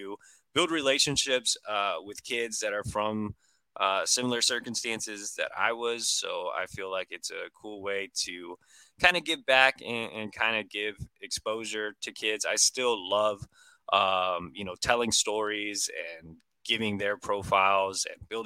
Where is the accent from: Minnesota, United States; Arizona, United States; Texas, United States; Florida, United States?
Texas, United States; Brownsville; moved away as an adult; also born or lived in Dallas, Texas; Growing up down in South Texas and then being in Dallas for basically my whole first half of my life